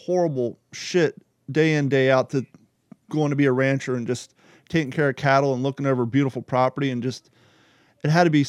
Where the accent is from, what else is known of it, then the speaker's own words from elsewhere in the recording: United States; also born or lived in Ohio / Kentucky; I'm from Ohio and Kentucky, and this, I mean, we're basically the tri-state